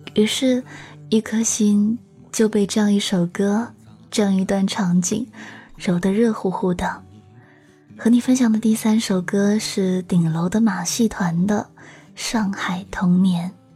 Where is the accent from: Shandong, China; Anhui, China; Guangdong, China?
Guangdong, China; 那时候我刚回广东，我听不懂爸爸妈妈的粤语